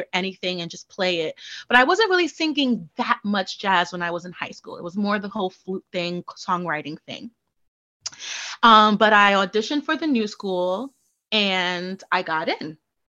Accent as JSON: {"language": "English", "town": "Brooklyn", "region": "New York", "country": "United States", "tie": "born or raised there", "said": "In Bushwick, actually."}